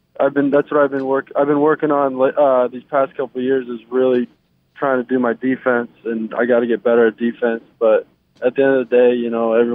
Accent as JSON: {"language": "English", "region": "New York", "country": "United States", "tie": "born or raised there", "said": "I remember growing up in New York"}